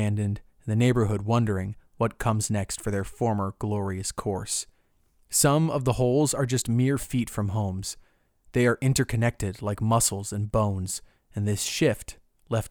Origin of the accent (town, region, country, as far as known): Seminole County, Florida, United States; born or raised there